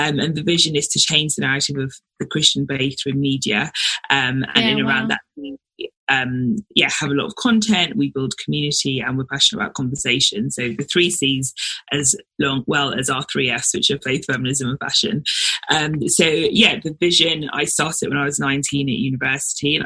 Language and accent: English; London, United Kingdom; also born or lived in Nigeria; So I was born in Nigeria, but moved to London when I was 6 months old. So lived in London pretty much my whole life